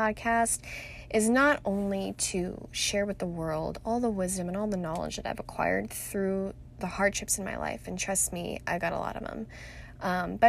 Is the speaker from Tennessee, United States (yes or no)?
no; Irvine, California, United States; now in Scottsdale, United States; I was born and raised in Southern California in the heart of Orange County, Irvine to be more specific